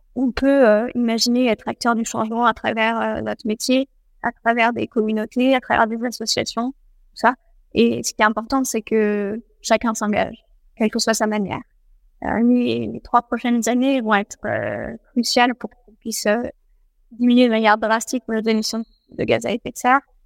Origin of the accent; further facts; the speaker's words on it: France; chez nous, en France